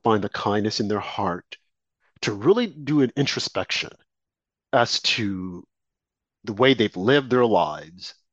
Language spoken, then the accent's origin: English; United States; I was born in America